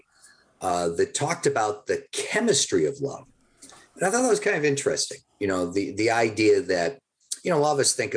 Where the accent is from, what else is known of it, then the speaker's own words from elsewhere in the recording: Boston, Massachusetts, United States; I grew up in Boston